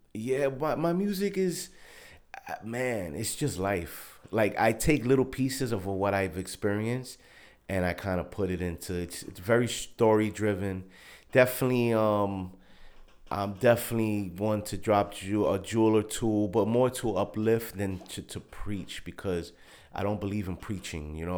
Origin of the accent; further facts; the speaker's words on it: New York City, New York, United States; also born or lived in Queens; born and raised in Brooklyn